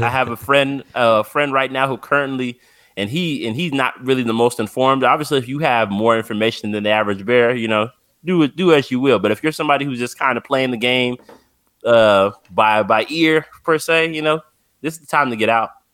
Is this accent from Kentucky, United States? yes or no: no; San Bernardino, California, United States; I'm from San Bernardino, California, so I'm only about two and a half hours from Vegas